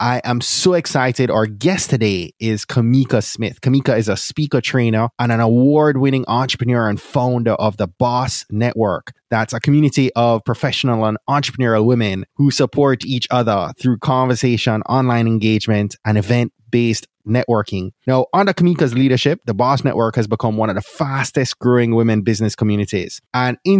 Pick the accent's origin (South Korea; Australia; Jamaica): Jamaica; moved away; also born or lived in Florida; I'm from Jamaica